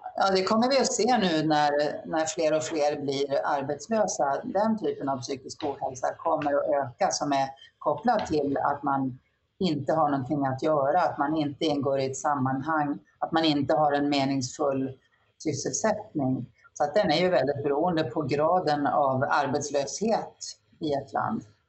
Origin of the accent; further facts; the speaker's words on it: Norrland, Sweden; moved away; när jag växte upp i Norrland